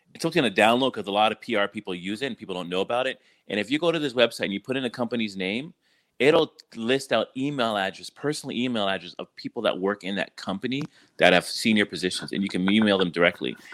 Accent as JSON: {"language": "English", "country": "Canada", "tie": "born or raised there", "moved": "yes", "said": "growing up in Canada"}